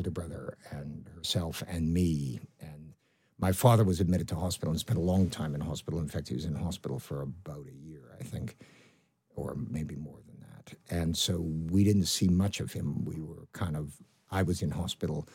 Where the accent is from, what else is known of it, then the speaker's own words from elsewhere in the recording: Canada; accent: Canadian; moved away as an adult; now in United Kingdom; I've got quite a strong Canadian accent